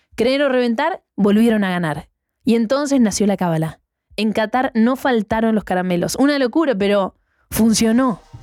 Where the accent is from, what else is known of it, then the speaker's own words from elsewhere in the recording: Argentina; Somos argentinos